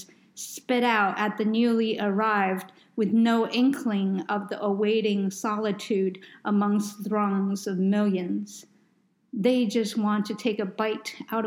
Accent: New York, United States; I grew up in New York

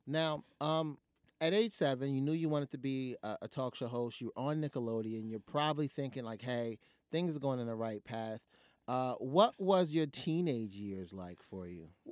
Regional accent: New Jersey, United States; I'm from Jersey.

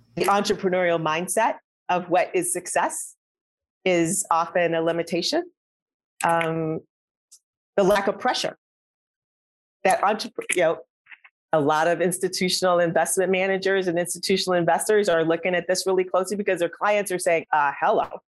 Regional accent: Midwest, United States; moved away as an adult; also born or lived in Atlanta; I was from the Midwest.

